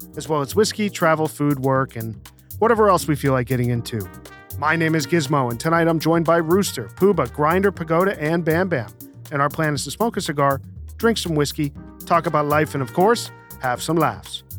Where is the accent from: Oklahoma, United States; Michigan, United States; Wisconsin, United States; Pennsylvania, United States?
Pennsylvania, United States; Scranton; moved away; We're, we're Nepa boys